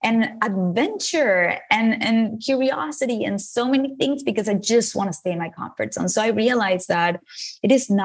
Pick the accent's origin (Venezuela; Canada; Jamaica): Venezuela; English is a second language; moved away as an adult; now in United States; I moved from Venezuela, where I was born, to the United States to study a career in advertising